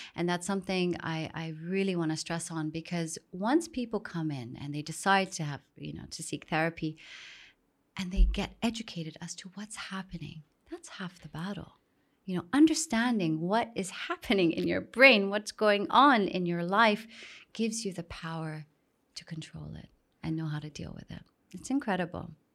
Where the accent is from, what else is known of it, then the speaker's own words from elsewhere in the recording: Saudi Arabia; moved away as an adult; also born or lived in Miami; growing up in Saudi, extremely sheltered